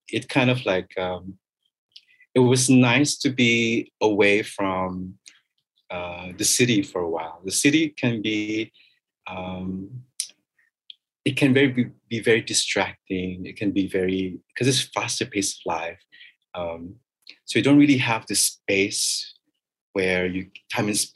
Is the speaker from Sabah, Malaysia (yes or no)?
yes; Kota Kinabalu, Sabah, Malaysia; also born or lived in Kuala Lumpur, Malaysia; now in Kota Kinabalu, Malaysia; I cannot deny the fact that I'm Sabahan. I cannot deny my roots.